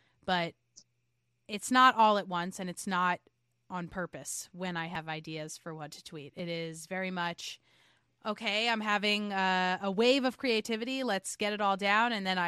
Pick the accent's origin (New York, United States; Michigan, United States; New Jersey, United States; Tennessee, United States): New York, United States; also born or lived in Jackson, Mississippi / Los Angeles / St. Louis / Portland, Maine; Yeah, I am a New Yorker.